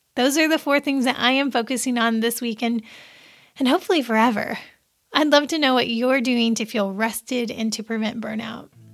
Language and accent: English; Seymour, Indiana, United States; my little hometown paper from where I grew up in Seymour, Indiana